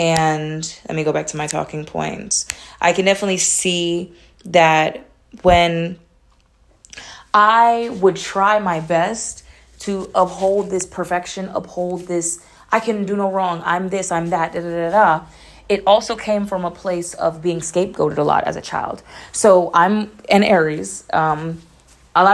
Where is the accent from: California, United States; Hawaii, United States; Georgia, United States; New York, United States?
Georgia, United States; Atlanta; I'm from Atlanta, but nobody ever believes that I'm from Atlanta from the way that I speak, because my mother used to force me to speak proper.